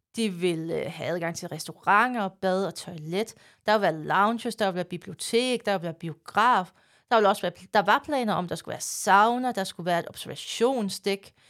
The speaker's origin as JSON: {"language": "Danish", "country": "Denmark", "said": "det siger jeg som jyde"}